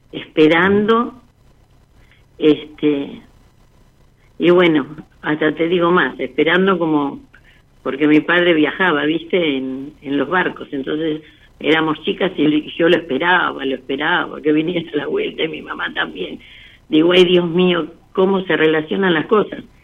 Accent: Lanús, Buenos Aires Province, Argentina; De Lanús.

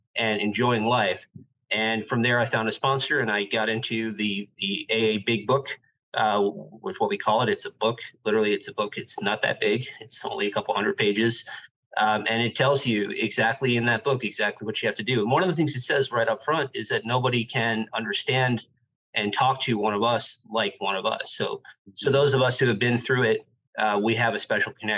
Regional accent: New York City, New York, United States; moved away as an adult; also born or lived in London / Dubai / Shanghai; now in South Florida, United States; I'm from New York City, and I had been living and working there

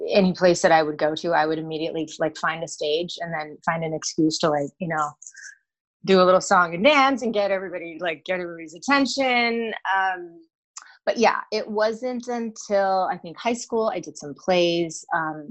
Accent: Los Angeles, California, United States; I am born and raised in Los Angeles, believe it or not, in a suburb

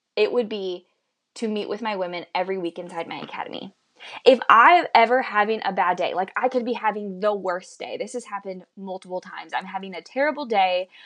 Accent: Midwest, United States; also born or lived in Kansas City, Missouri; I currently live in Missouri, Kansas City, Missouri, and I was born and raised in the Midwest in the United States.

